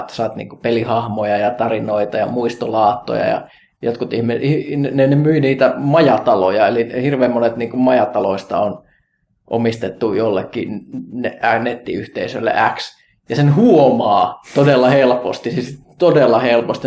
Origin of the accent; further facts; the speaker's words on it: Kajaani, Kainuu, Finland; mä Kajaanista kotosin